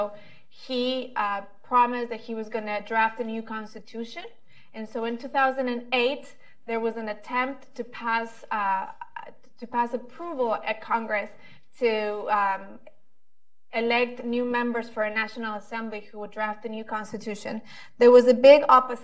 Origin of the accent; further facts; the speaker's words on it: Ecuador; I'm a journalist from Ecuador.